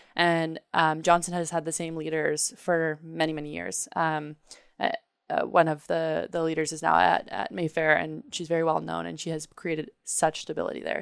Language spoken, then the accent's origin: English; Canada; growing up in Canada